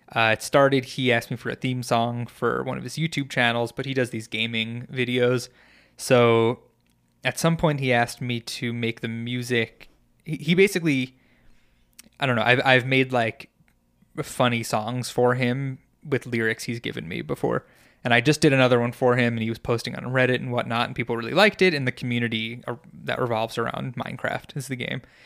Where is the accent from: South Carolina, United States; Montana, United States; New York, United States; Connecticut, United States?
New York, United States; moved away; growing up in New York